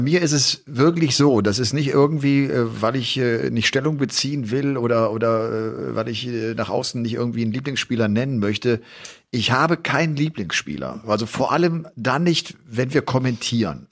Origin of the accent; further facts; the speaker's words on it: Germany; bei uns in Deutschland